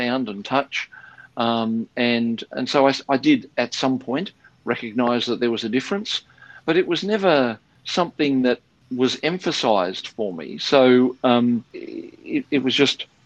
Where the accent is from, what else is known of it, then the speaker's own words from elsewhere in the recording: Sydney, New South Wales, Australia; I was born in Sydney, in the inner west of Sydney, and grew up there.